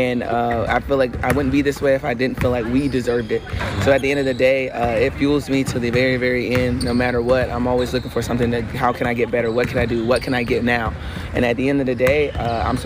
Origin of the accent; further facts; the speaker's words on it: South Carolina, United States; moved away; growing up in South Carolina, we didn't have a WNBA team